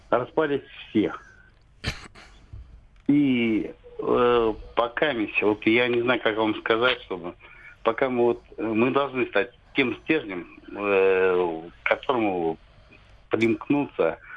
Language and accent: Russian; Siberia, Russia; now in Krasnodar, Russia; да нет, мы сибиряки.